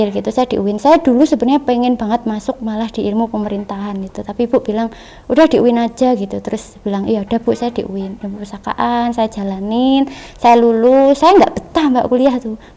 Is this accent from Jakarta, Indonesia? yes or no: no; East Java, Indonesia; accent: East Javanese; logatku Jawa Timur keluar Jawa Timur ya